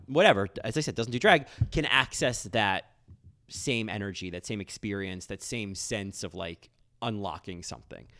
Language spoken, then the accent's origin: English; United States; as an American